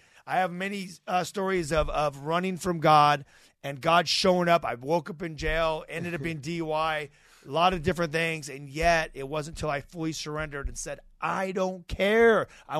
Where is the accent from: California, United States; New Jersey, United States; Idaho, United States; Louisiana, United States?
Idaho, United States; I grew up in Idaho, a little country town.